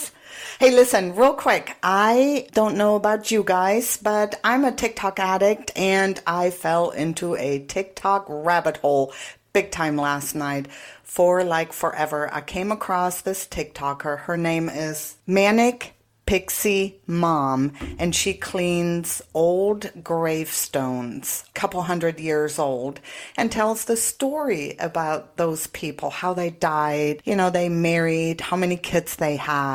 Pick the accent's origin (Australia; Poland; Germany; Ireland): Germany; moved away; I am, believe it or not, back in my home country.